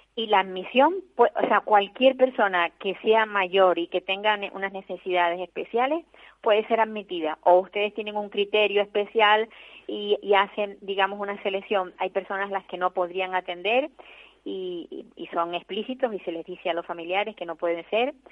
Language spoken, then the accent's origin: Spanish; Tenerife, Canary Islands, Spain; los que somos tinerfeños